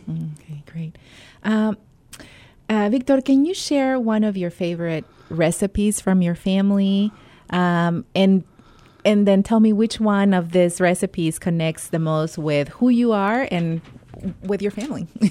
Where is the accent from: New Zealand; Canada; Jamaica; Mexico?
Mexico; now in United States; I grew up in Mexico